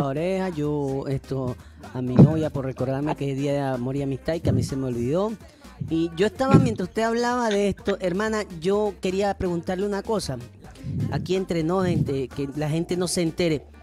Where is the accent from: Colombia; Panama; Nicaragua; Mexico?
Panama; yo soy panameño